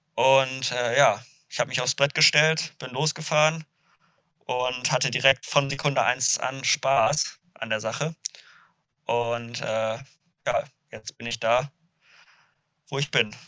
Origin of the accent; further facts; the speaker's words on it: Duisburg, North Rhine-Westphalia, Germany; moved away as an adult; now in Kiel, Germany; ich bin in Duisburg aufgewachsen